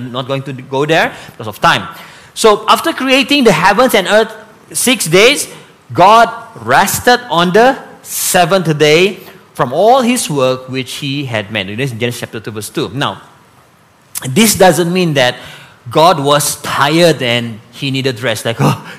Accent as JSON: {"language": "English", "town": "Sandakan", "region": "Sabah", "country": "Malaysia", "tie": "born or raised there", "said": "growing up in Sandakan"}